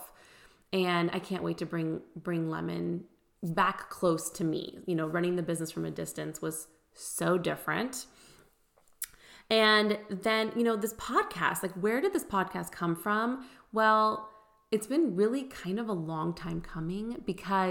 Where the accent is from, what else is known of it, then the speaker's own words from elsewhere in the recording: California, United States; moved away as an adult; also born or lived in Houston, Texas; now in Nashville, United States; we were basically born and raised in California. I was actually technically born in Houston, moved to California when I was one, but we always planned on doing everything in the Bay Area. That was home